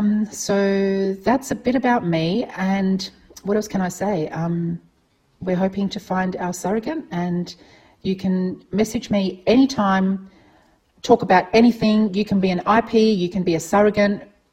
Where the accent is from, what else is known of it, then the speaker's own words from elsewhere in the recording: Adelaide, South Australia, Australia; as I said, we're from Adelaide.